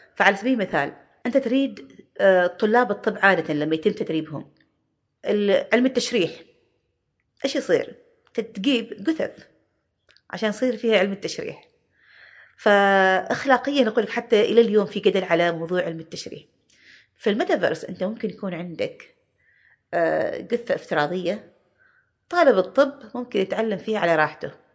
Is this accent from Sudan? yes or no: no; Oman; احنا عمانيين